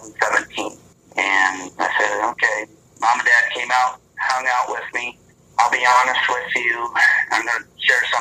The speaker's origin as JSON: {"language": "English", "region": "Michigan and Indiana", "country": "United States", "tie": "born or raised there", "moved": "yes", "said": "where I grew up in Michigan and Indiana"}